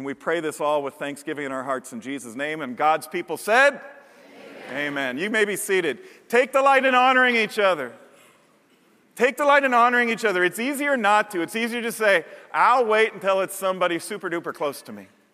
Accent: Chicago, Illinois, United States; my church growing up in Chicago.

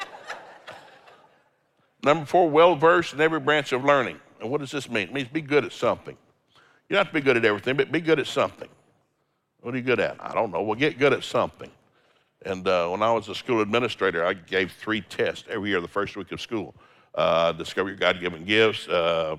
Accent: Tennessee, United States; I grew up in Tennessee, there's no seafood in Tennessee

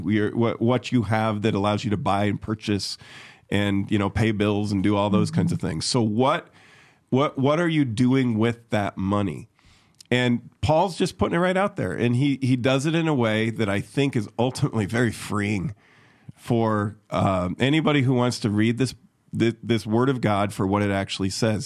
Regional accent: Chicago, Illinois, United States; moved away; where I grew up in Chicago.

